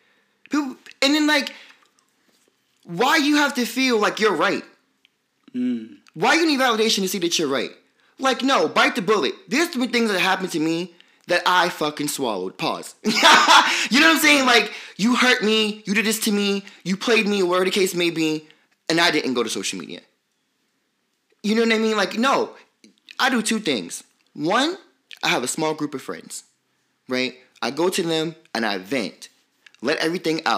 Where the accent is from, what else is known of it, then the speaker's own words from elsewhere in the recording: New York City, New York, United States; I'm from Brooklyn